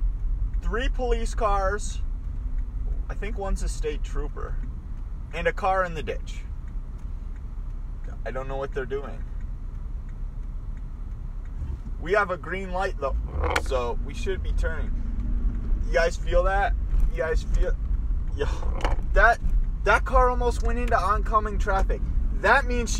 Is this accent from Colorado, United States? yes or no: no; Minnesota, United States; we're from Minnesota